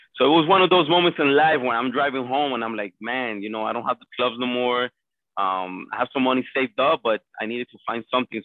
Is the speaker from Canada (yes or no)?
no; Colombia; now in Miami, United States; I was born and raised in Colombia. Came to the United States in 1999